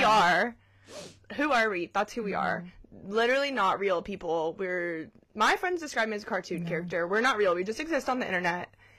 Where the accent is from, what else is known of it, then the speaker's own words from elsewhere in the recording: Georgia, United States; moved away as an adult; now in Hawaii, United States; So I moved here from Georgia, but I'll be here for 4 years this June.